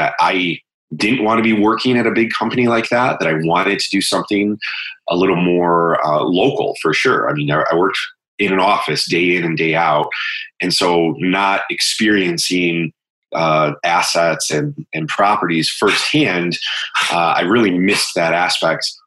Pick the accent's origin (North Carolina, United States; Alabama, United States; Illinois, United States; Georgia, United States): Illinois, United States; Bloomingdale; also born or lived in Chicago; now in Riverside, United States; I grew up a little further west in Bloomingdale, which is kind of close to Elmhurst, Addison area. Lived there, grew up there my entire life